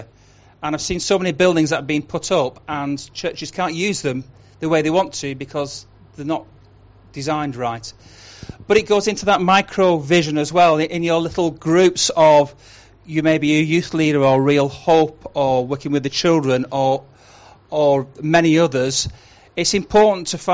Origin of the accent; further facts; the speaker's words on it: Huddersfield, Yorkshire and the Humber, United Kingdom; I'm from Huddersfield